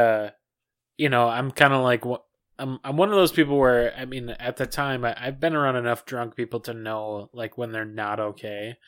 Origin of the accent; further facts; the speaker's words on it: Minnesota, United States; from our, our home state